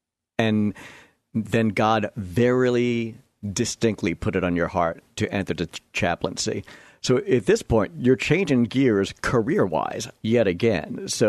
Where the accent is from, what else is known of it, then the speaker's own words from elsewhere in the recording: New York, United States; I grew up out on Long Island in the suburbs. We moved out here about 9.5 years ago.